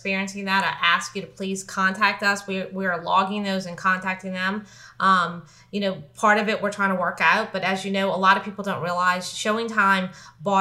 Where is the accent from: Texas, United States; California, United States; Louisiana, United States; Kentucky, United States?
Louisiana, United States; New Orleans; now in Lafayette, United States; I'm from New Orleans.